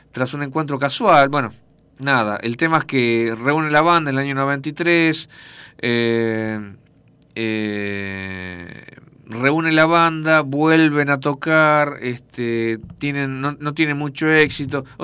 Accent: Buenos Aires, Argentina; Yo era músico, yo tocaba el bajo, yo soy de Buenos Aires

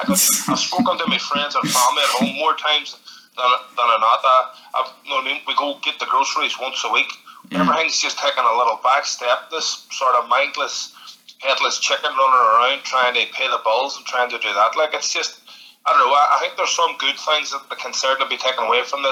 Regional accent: Derry, Northern Ireland, United Kingdom; born or raised there; moved away as an adult; now in New York, United States

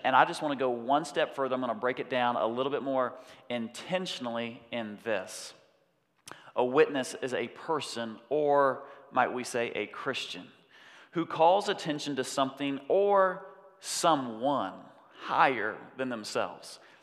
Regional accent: United States; I'm a Westerner, I'm an American

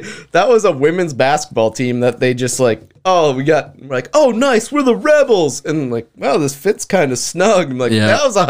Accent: Bismarck, North Dakota, United States; we're from Bismarck, like a town that you could grab some people from.

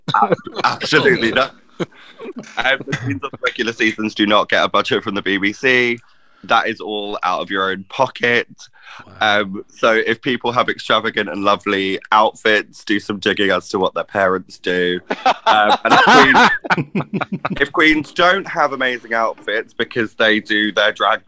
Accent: Essex, East of England, United Kingdom; moved away; I'm from Essex originally

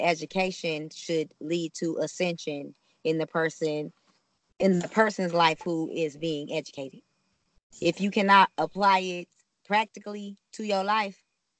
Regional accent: Pontiac, Michigan, United States; from Pontiac, Michigan.

